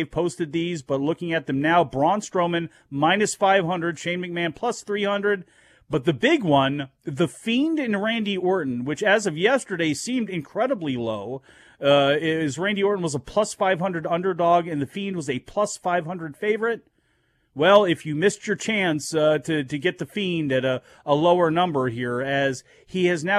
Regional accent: East Coast, United States; I'm from the East Coast

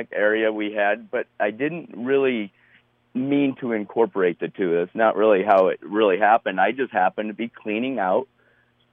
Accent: Colorado, United States; growing up around Colorado

